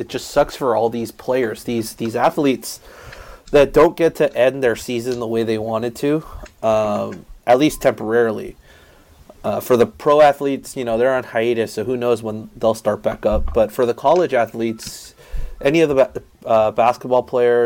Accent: South Korea; now in United States; I grew up overseas in South Korea. I have family over there in South Korea

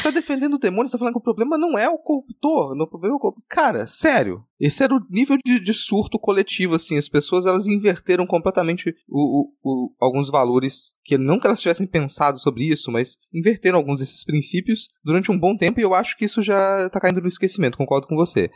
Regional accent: Minas Gerais, Brazil; Eu sou mineiro

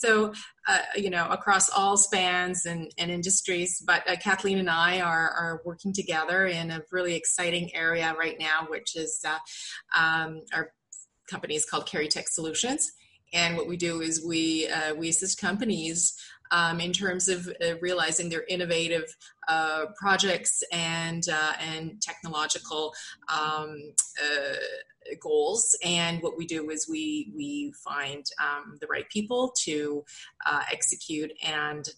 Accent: Canada; now in Europe; I'm I'm Canadian as well. Um, however, I'm I'm an expatriate uh, living abroad in, in Europe

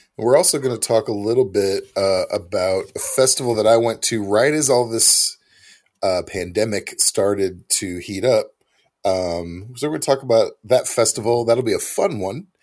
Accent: Missouri, United States; moved away; I'm from Missouri originally

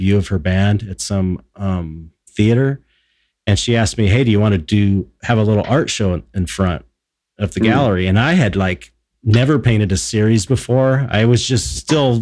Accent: Los Angeles, California, United States; growing up in Pedro

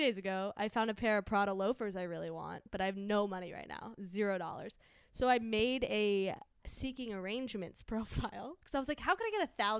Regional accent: Chantilly, Virginia, United States; moved away; I come from Virginia, Chantilly, Virginia

